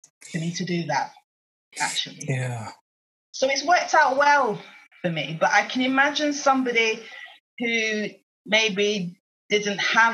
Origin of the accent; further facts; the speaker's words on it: Oldham, North West England, United Kingdom; moved away as an adult; also born or lived in London; I was born in Oldham, which is halfway between the Yorkshire Dales and Lancashire. Mm. But we sit on the Lancashire side.